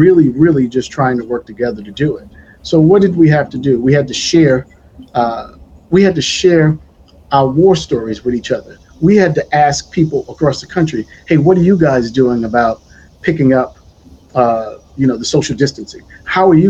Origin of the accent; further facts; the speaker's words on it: New York City, New York, United States; I'm a New York City native, born and raised in Brooklyn, New York